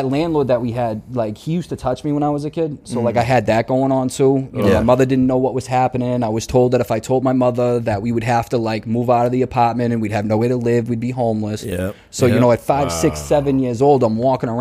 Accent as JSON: {"language": "English", "town": "Somerville", "region": "Massachusetts", "country": "United States", "tie": "born or raised there", "said": "I grew up in Somerville"}